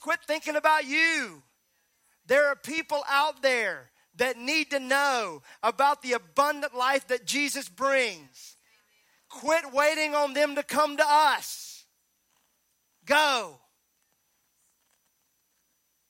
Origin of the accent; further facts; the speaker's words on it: Mississippi, United States; I'm from Mississippi